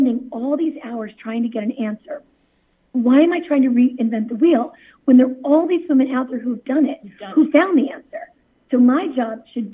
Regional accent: Jersey City, New Jersey, United States; I'm from Jersey City

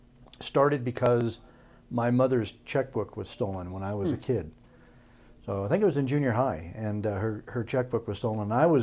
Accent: Spokane, Washington, United States; born there; also born or lived in Idaho / Iowa; I'm from everywhere. I was born in Spokane, Washington. My dad was in the Air Force

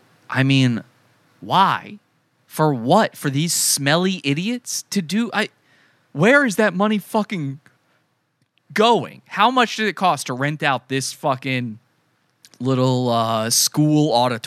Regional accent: Wisconsin, United States; I'm from Wisconsin.

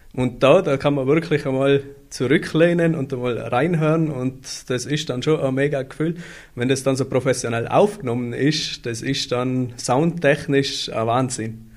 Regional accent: Austria; ich bin eigentlich der einzig gebürtige Österreicher in der kompletten Band

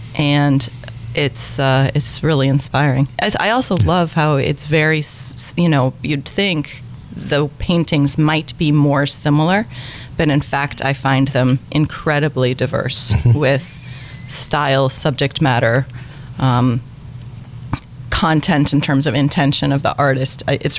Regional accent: Brooklyn, New York, United States; I am from Brooklyn.

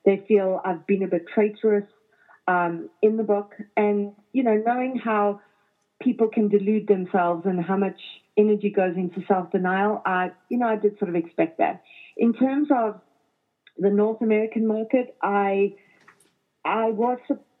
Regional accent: Johannesburg, Gauteng, South Africa; moved away as an adult; now in Toronto, Canada; growing up in South Africa

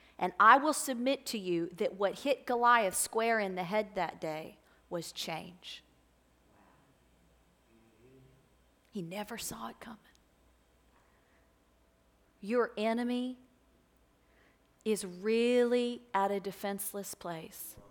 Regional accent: Florence, United States; I'm from this area. I grew up right here in Florence

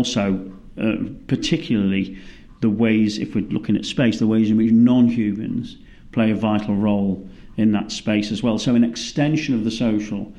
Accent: United Kingdom; moved away as an adult; now in Melbourne, Australia; as a British person

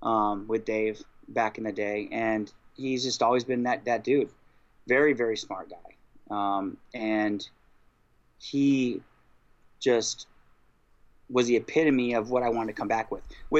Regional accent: Iowa, United States; I'm from Iowa

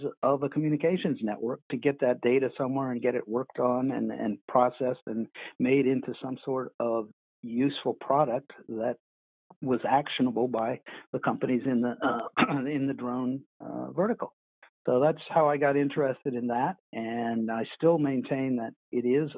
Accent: Washington, District of Columbia, United States; I grew up pretty much in the Washington, D.C. area. I was born there.

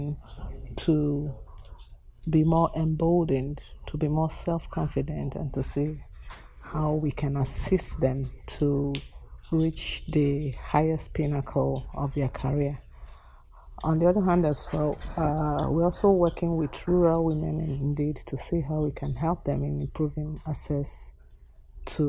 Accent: Nigeria; I come from Nigeria

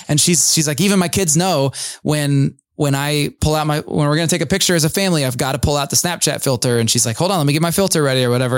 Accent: United States; we as American evangelical suburbanite Christians

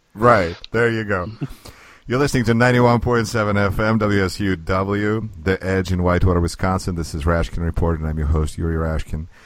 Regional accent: Russia; now in United States; I'm originally from Russia. Here we are in the United States

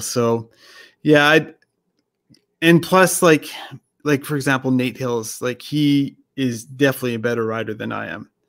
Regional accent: Canada; I was born in Canada

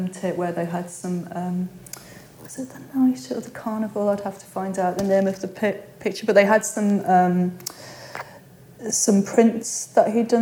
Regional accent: Peterlee, North East England, United Kingdom; also born or lived in Newcastle; I grew up in Peterlee, which is, yeah, Newtown in the northeast of England, in the middle of mining communities there.

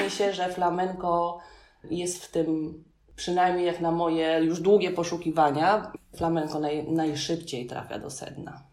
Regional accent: Poland; I'm from Poland, I, I don't speak Spanish.

